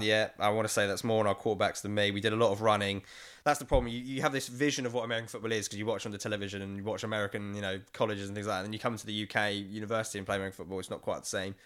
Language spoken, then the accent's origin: English; London, United Kingdom; I'm twenty-six, born and raised in East London